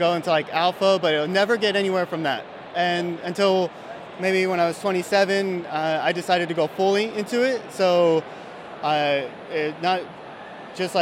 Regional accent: San Antonio, Texas, United States

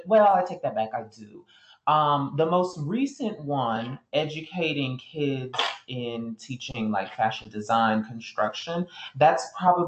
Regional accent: South Florida, United States; I was raised by my mom. She was a single mom in South Florida.

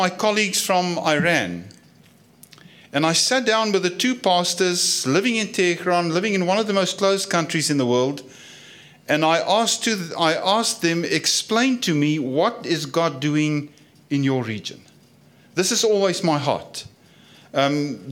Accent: South Africa; accent: Afrikaans; my Afrikaans accent

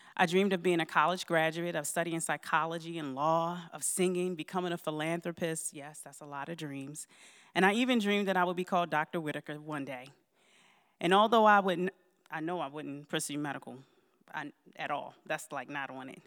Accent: Baltimore, Maryland, United States; moved away; also born or lived in Georgia; I moved to the Valley about four years ago from Georgia. However, I'm originally from Baltimore, Maryland

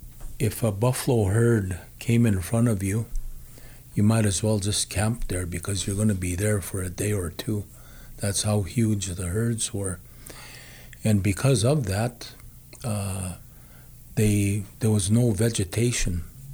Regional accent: Beaver Lake Cree Nation, Alberta, Canada; I'm a Cree person from Treaty No. 6 territory. I come from the Beaver Lake Cree Nation, northeast of here, about 2.5 hours.

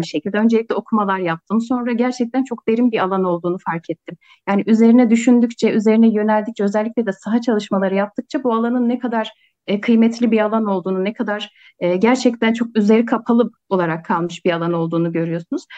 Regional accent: Selim, Kars Province, Turkey; Ben Kars'ın Selim ilçesinin büyük oluklu köyünde doğdum, büyüdüm.

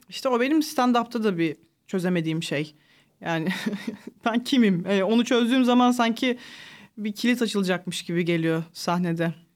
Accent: Sakarya, Turkey; also born or lived in Ankara; Ankara'da doğdum. 6 yaşına kadar falan oradaydık. Sonra ailem Sakarya'ya taşındı.

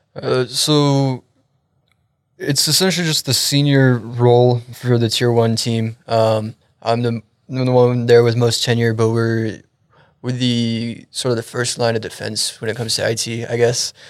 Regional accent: Frisco, Texas, United States; also born or lived in Euless, Arlington, Texas; I was born and raised up in the Frisco area. Just recently moved down to the Euless, Arlington area.

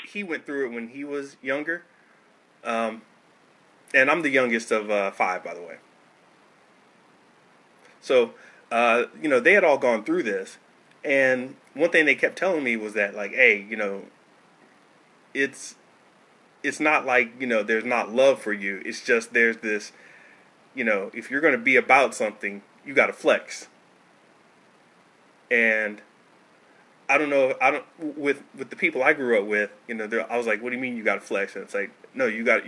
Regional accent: North Florida, United States; when I was growing up in North Florida.

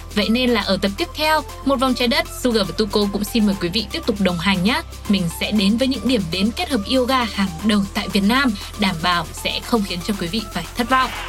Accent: Vietnam; quê hương mình chính là Việt Nam

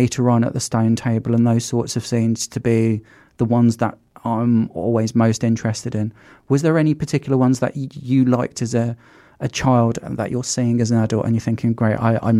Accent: Birmingham, West Midlands, United Kingdom; growing up in Birmingham and having Cadbury's in our city and it being that something that's like inherent in our city culture

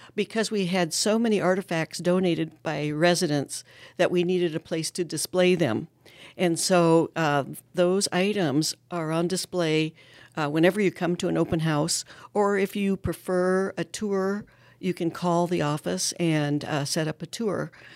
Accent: Ankeny, Iowa, United States; growing up in Ankeny in the fifties

